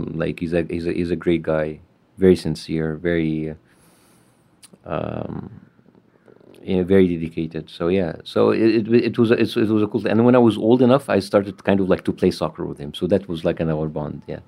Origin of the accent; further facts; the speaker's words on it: Cairo, Cairo Governorate, Egypt; moved away as an adult; now in Los Angeles, United States; I was born in Egypt, Cairo, and I'm 44 years old. I grew up in a middle-class family